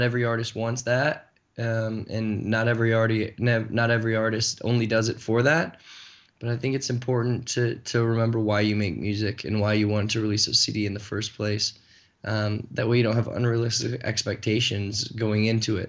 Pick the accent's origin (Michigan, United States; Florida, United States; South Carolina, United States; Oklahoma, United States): Michigan, United States; Flint; my hometown, which is Flint, Michigan